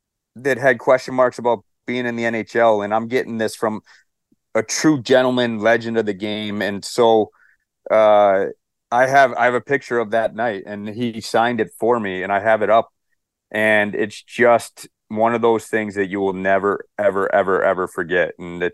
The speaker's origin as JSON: {"language": "English", "country": "United States", "tie": "born or raised there", "said": "as an American-born player"}